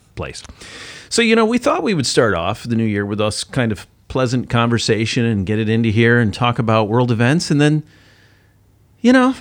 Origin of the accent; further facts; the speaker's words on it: United States; as an American